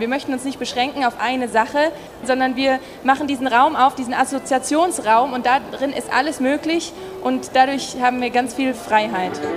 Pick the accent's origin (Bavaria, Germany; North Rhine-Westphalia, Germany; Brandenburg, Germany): Bavaria, Germany; Gröbenzell; moved away as an adult; also born or lived in Arnhem, Netherlands / Cologne, Germany / Stuttgart, Germany; Ich komme hier aus dem Münchner Umland in Gröbenzell. Bin ich zur Schule gegangen